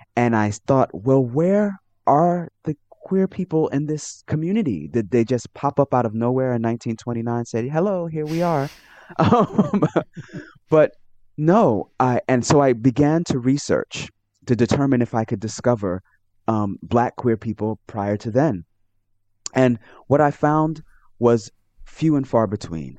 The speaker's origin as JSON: {"language": "English", "town": "New York City", "region": "New York", "country": "United States", "tie": "born or raised there", "said": "I was born and raised in New York City in the United States."}